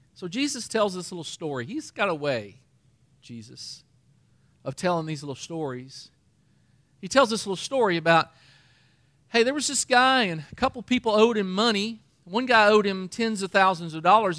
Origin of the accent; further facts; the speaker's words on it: Danville, Kentucky, United States; I'm from Danville, Kentucky, and that kinda thing gets around in a little town